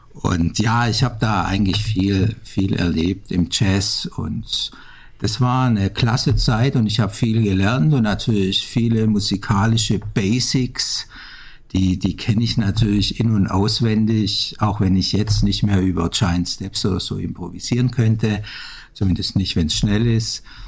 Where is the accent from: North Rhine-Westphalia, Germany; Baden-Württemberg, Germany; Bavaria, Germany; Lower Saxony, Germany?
Baden-Württemberg, Germany; Backnang; born or raised there; also born or lived in Stuttgart / Amsterdam